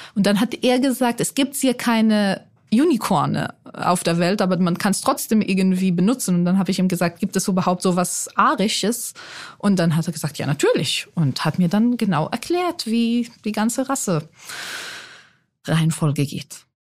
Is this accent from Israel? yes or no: yes; Israel; accent: Israeli; moved away as an adult; also born or lived in Mannheim, Germany; now in Germany; Ich bin in Mannheim geboren, aber in Israel aufgewachsen, weil mein Vater Israeli ist